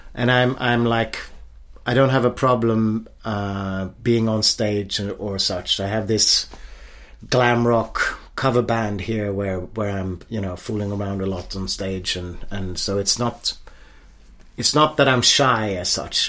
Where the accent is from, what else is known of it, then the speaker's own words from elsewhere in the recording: Stockholm, Stockholm County, Sweden; moved away as an adult; I grew up in a typical upper middle class or middle class suburb of Stockholm.